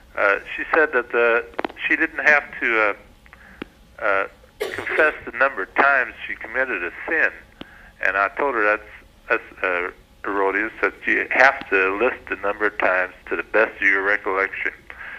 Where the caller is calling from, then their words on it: Evansville, Indiana, United States; Evansville, Indiana.